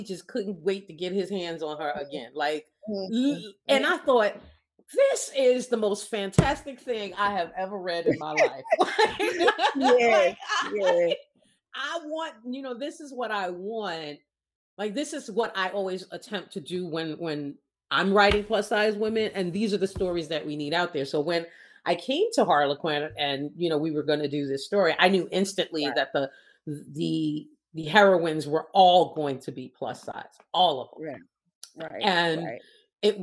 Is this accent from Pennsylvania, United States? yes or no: no; New York, United States; I'm from New York